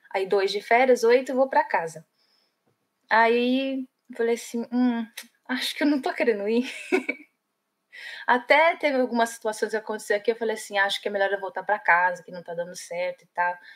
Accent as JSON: {"language": "Portuguese", "region": "São Paulo", "country": "Brazil", "moved": "as an adult", "lives_now": "Ireland", "said": "Somos vizinhas, eu sou lá da Vila Matilde."}